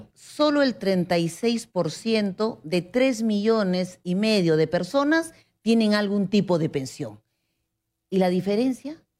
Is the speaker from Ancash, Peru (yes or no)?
no; Huancayo, Junín, Peru; now in Lima, Peru; Bailamos guailas porque venimos desde Huancayo